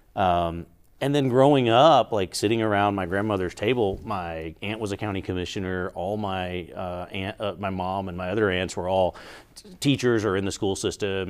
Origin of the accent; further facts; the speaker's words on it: Georgia, United States; now in Albuquerque, United States; I grew up in Georgia, back east